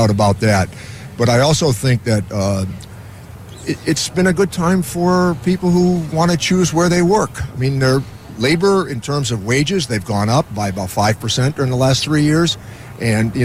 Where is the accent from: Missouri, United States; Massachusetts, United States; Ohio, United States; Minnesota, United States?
Massachusetts, United States; Springfield; Growing up in Springfield